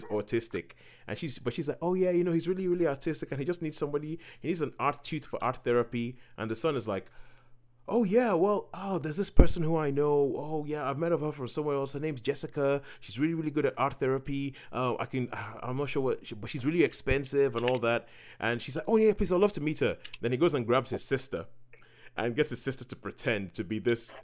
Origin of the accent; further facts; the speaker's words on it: Nigeria; growing up in Nigeria, because we have a similar kind of system